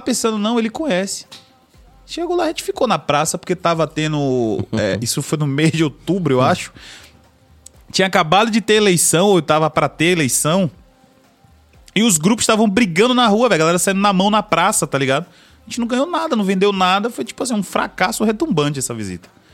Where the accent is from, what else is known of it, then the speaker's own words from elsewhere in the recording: Salvador, Bahia, Brazil; Eu moro na Bahia, meu patrão, tá ligado? Moro em Castelo Branco. Meu jeito de falar é outro